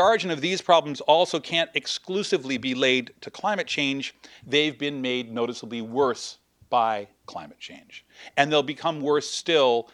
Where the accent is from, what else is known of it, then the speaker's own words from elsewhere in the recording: New York, United States; moved away; I grew up in New York